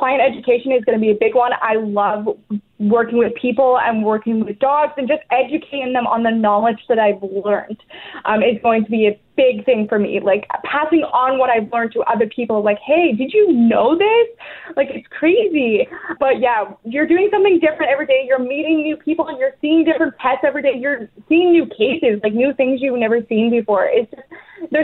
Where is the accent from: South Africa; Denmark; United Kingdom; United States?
United Kingdom; England; born or raised there; also born or lived in Weyburn, Saskatchewan; now in Canada